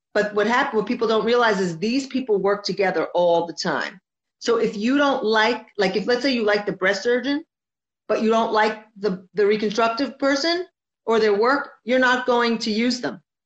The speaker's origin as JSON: {"language": "English", "region": "New Jersey", "country": "United States", "moved": "as an adult", "lives_now": "Miami, United States", "said": "I'm originally from Jersey, and then I moved to, I relocated to Miami, to Florida last year."}